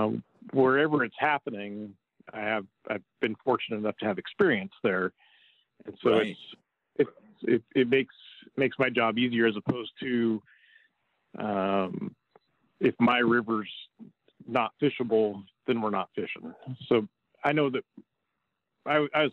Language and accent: English; Albany, Oregon, United States; also born or lived in Baker City, Oregon / Glendale, Oregon; I grew up in Albany, and through my eighth grade year in the Willamette Valley